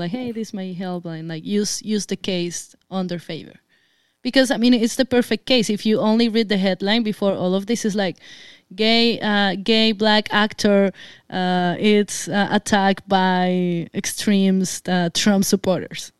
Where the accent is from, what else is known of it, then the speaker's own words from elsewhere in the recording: Colombia; moved away; I'm Colombian. I come from Latin America